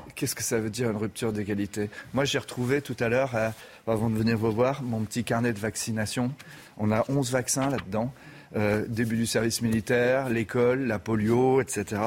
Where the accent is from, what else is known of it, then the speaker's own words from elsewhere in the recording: France; en tant que Français